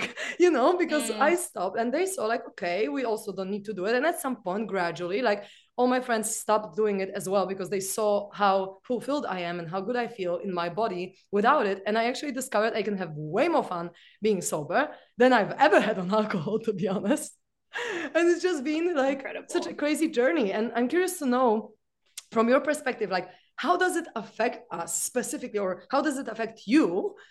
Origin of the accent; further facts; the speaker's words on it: Poland; I'm from Poland